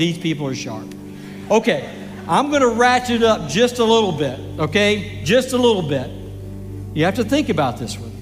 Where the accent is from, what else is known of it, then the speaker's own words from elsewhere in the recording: Grand Prairie, Texas, United States; I'm actually a native Texan, born and raised in Grand Prairie, Texas